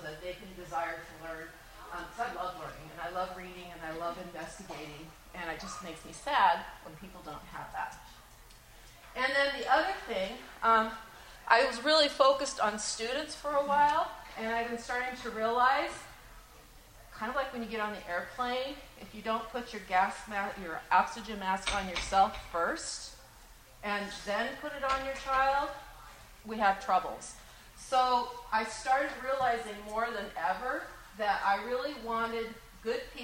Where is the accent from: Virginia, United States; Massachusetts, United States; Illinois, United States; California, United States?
California, United States; Los Angeles; now in Northwest Ohio, United States; I grew up in Los Angeles